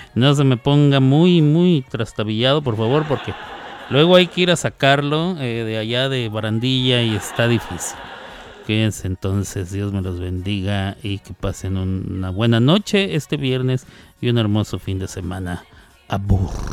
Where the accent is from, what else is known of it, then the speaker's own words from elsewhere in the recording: Mexico; yo soy mexicano